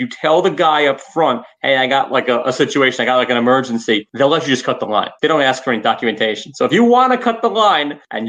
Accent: New York, United States; Born and raised in New York, and that is my New York fear.

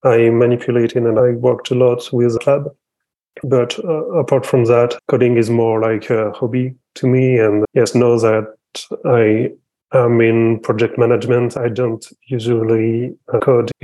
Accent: France; I'm from France

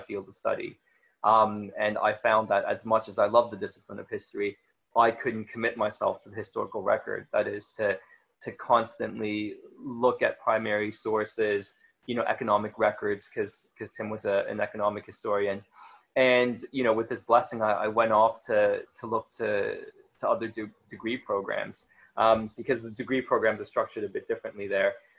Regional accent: Toronto, Ontario, Canada; I grew up in Canada, Toronto, Ontario, Canada, to be more precise

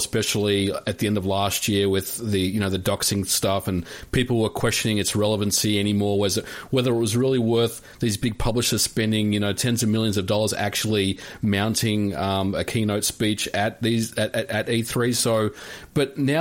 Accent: Australia; born and raised in Australia

